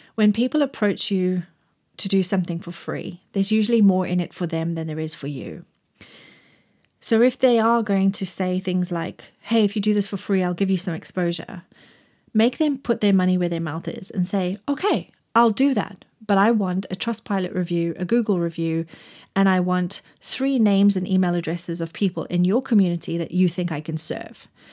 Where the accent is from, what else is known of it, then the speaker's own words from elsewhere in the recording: Zimbabwe; moved away as an adult; also born or lived in Grahamstown, South Africa; now in Cheshire, United Kingdom; I grew up in Zimbabwe and went to university in Grahamstown, South Africa.